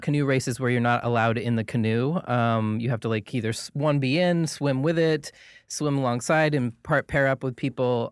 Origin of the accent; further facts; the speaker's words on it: Portland, Maine, United States; moved away as an adult; now in Los Angeles, United States; I'm originally from Portland, Maine.